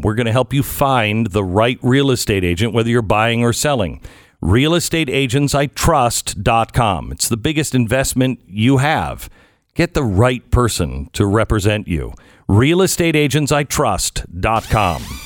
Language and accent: English; Pacific Northwest, United States; I grew up in the Pacific Northwest, the home of Weyerhaeuser